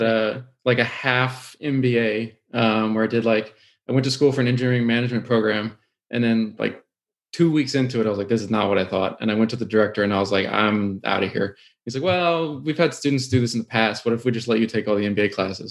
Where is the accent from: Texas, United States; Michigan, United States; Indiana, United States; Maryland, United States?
Texas, United States; Houston; growing up in Houston, it was like oil is what you